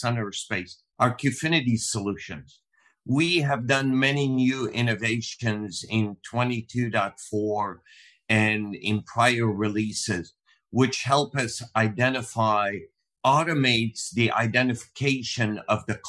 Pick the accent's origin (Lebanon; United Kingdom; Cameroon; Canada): Lebanon; moved away as an adult; also born or lived in Ghana; now in United States; I was born in Lebanon, a small country in the Middle East, raised in Africa, in Ghana for the first 9 years, came back to Lebanon in the late 60s, and then in 1980 immigrated to the U.S. to go to college